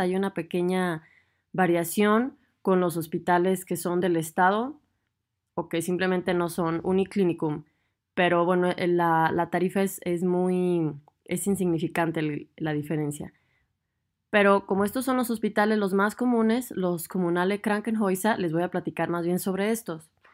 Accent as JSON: {"language": "Spanish", "country": "Mexico", "moved": "as an adult", "lives_now": "Germany", "said": "soy mexicana y además de aventurarme en el mundo de la medicina, también decidí mudarme a Alemania a hacer mi especialidad médica"}